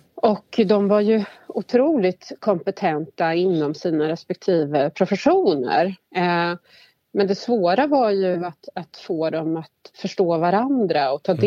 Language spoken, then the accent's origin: Swedish; Värmland, Sweden; moved away as an adult; now in Stockholm, Sweden; jag kommer ursprungligen från Värmland men har bott hela mitt vuxna liv i Stockholm